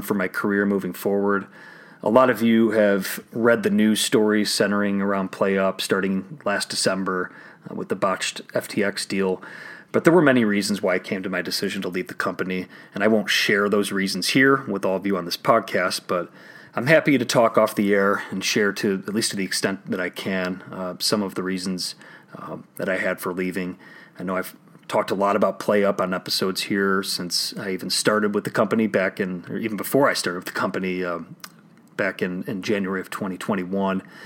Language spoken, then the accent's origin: English; Illinois, United States; my home state of Illinois